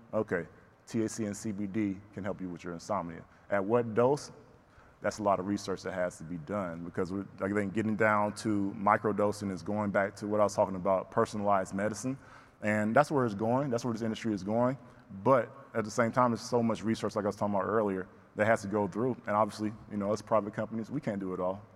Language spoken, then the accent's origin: English; the South, United States; growing up in the South, Bible Belt